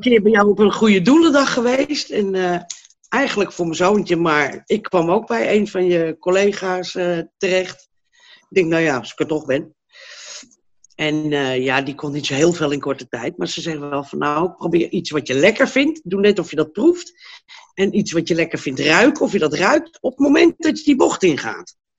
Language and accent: Dutch; Hilversum, North Holland, Netherlands; moved away as an adult; now in Blaricum, Netherlands; Nou, ik kom eigenlijk uit Hilversum. Ik woon nu in Blaringum